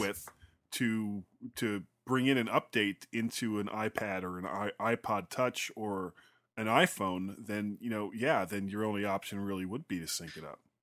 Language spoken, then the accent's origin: English; South Florida, United States; I'm from South Florida